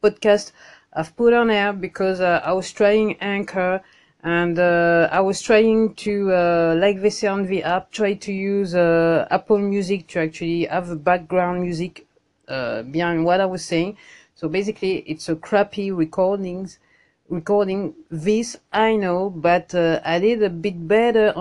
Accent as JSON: {"language": "English", "country": "France", "accent": "French", "second_language": "English", "said": "my French accent"}